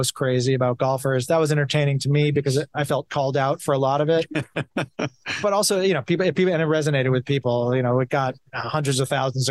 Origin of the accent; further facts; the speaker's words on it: Brookline, Massachusetts, United States; I grew up in Brookline, not far from the Brookline from the Country Club